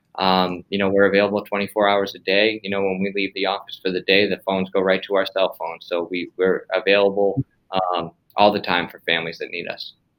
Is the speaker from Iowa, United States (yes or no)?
no; Massachusetts, United States; moved away; We're all from Massachusetts originally